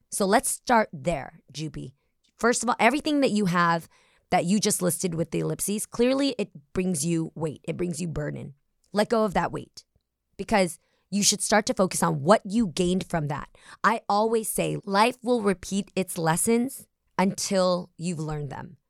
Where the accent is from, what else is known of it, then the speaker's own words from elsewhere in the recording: the Bay Area, California, United States; we're both from the Bay Area